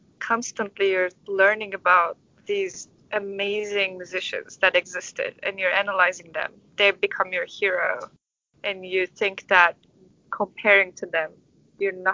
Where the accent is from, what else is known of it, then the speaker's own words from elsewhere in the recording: Istanbul, Turkey; English is a second language; also born or lived in New York; now in United States; I'm from Istanbul, so what I can say is I'm from a bigger city